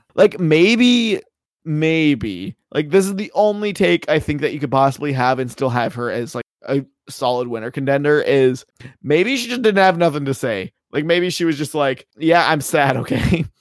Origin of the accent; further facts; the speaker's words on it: Canada; I'm Canadian